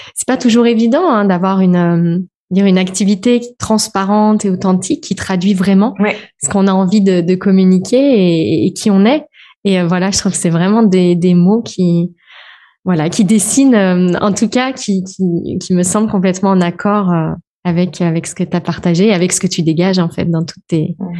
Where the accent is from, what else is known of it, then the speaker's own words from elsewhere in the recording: France; also born or lived in Réunion / Switzerland; je suis française